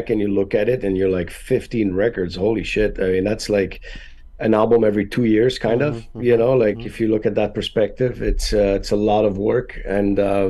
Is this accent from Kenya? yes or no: no; Canada; English is a second language; now in Florida, United States; we're all Canadian